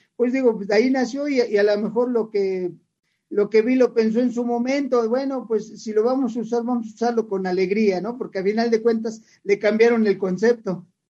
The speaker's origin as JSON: {"language": "Spanish", "region": "Mexico City", "country": "Mexico", "tie": "born or raised there", "said": "yo nací chilango y me voy a morir chilango, yo soy, yo soy orgulloso de ser de la Ciudad de México"}